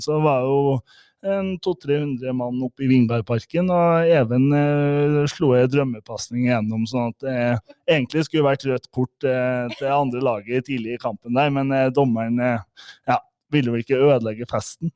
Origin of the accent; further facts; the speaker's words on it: Midtre Gauldal, Trøndelag, Norway; now in Lillehammer, Norway; jeg bor jo på Lillehammer, men jeg utvandra fra Trøndelag. Fra Rognes i Midtre Gøydalen